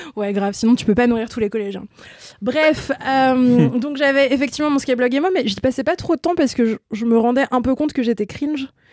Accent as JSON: {"language": "French", "area": "Ain, near Lyon", "region": "Auvergne-Rhône-Alpes", "country": "France", "tie": "born or raised there", "moved": "yes"}